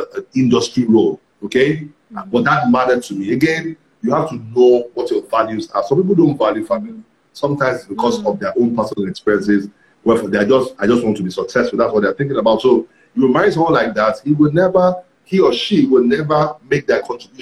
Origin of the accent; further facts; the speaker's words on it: Ibadan, Oyo, Nigeria; the church I was in when I grew up in Ibadan